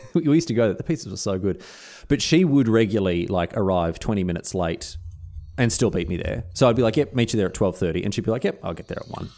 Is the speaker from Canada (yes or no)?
no; Australia; as an Australian